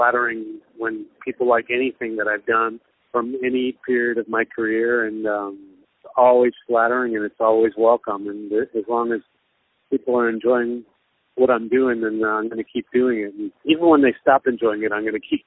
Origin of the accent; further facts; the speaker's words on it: United States; now in Japan; where I grew up in America